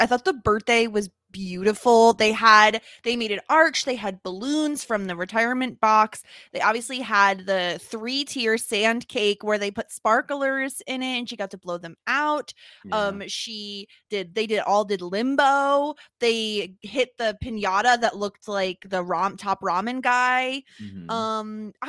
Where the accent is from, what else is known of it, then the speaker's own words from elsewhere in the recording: New York, United States; Unsurprisingly, I'm from New York.